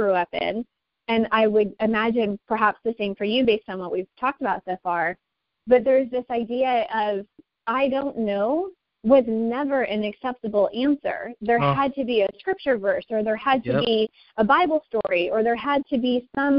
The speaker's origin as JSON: {"language": "English", "country": "United States", "said": "as American citizens"}